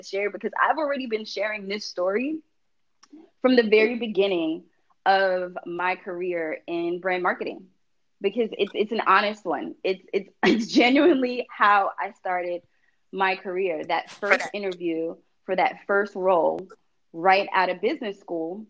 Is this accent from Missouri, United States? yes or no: no; New York, United States; the neighborhood where I grew up in New York